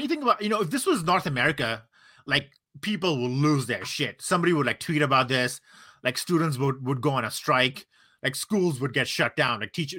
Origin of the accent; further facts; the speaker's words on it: Singapore; also born or lived in Brunei / India; So I grew up in Asia. I grew up in like Singapore and Brunei and India.